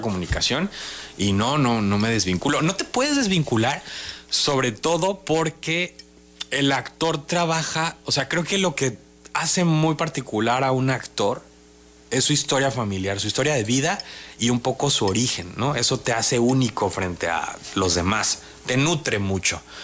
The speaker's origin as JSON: {"language": "Spanish", "region": "Tabasco", "country": "Mexico", "moved": "as an adult", "lives_now": "Mexico City, Mexico", "said": "Yo a donde quiera que voy digo que soy tabasqueño."}